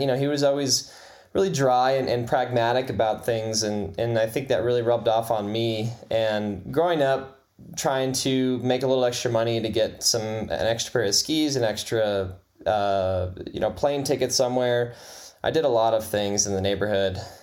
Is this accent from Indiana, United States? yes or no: yes; Lawrenceburg, Indiana, United States; also born or lived in Fort Wayne, Indiana; I was born in Fort Wayne and then started in Lawrenceburg when I was about one